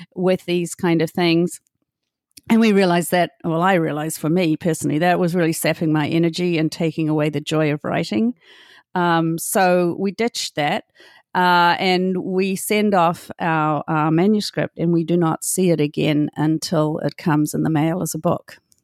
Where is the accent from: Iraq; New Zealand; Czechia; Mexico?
New Zealand; Hamilton, Waikato; moved away as an adult; I'm from Hamilton